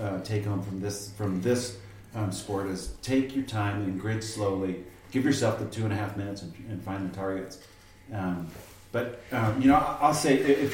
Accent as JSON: {"language": "English", "region": "Arizona", "country": "United States", "moved": "yes", "said": "I'm from Arizona. I was there for 25 years"}